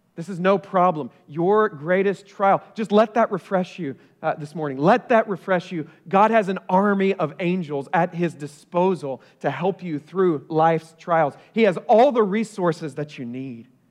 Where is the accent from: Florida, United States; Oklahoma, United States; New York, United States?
Oklahoma, United States; also born or lived in Ohio; now in Collierville, United States; I grew up in Oklahoma